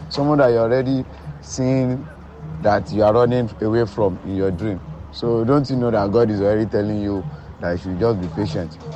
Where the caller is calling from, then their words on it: Ikotun-Egbe, Lagos, Nigeria; this is the I'm speaking from Ikotunigbe.